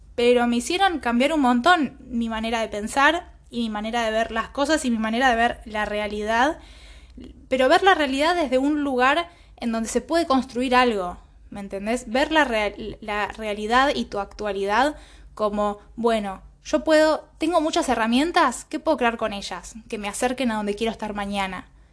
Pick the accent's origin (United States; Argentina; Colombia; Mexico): Argentina; Villa Caraza, Buenos Aires; nací en, en Villa Caraza